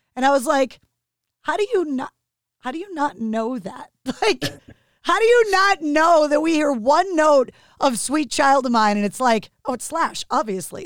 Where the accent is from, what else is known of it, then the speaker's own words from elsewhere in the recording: outside of Boston, Massachusetts, United States; growing up outside of Boston